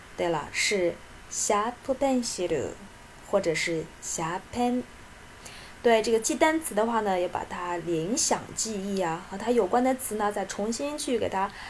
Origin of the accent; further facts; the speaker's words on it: China; 我们中国人